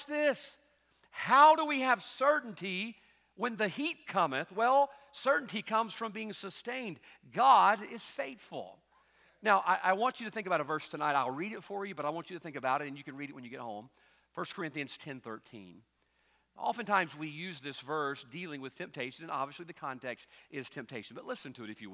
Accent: United States; as an American

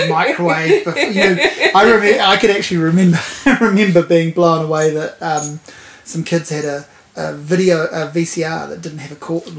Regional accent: Havelock North, Hawke's Bay, New Zealand; I'm from Hawke's Bay.

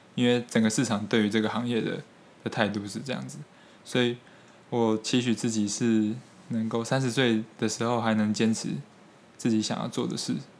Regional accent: Taiwan; 我现在的思考方式，还有做事的方式，可能就是从小在台湾这样培养出来的

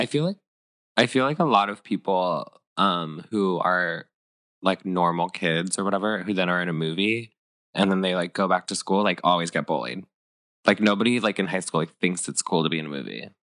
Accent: Northern California, United States; me growing up in Northern California

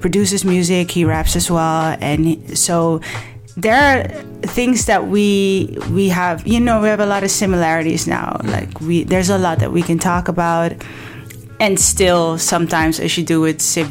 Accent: Amsterdam, North Holland, Netherlands; I was raised in Belmer, southeast side of Amsterdam

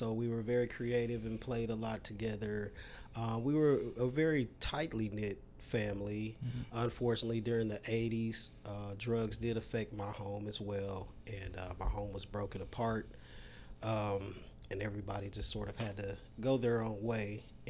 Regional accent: Dallas, Texas, United States; also born or lived in Texarkana, Texas; We grew up in the projects in Oak Cliff. I was actually born in Texarkana, Texas, but we grew up in Oak Cliff, moved there when I was very small.

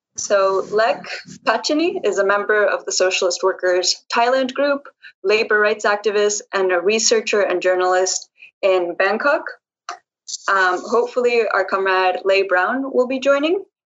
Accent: Colombia; I'm an activist from Colombia

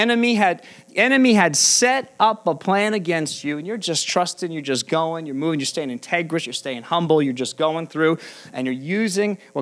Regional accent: United States; American Christians

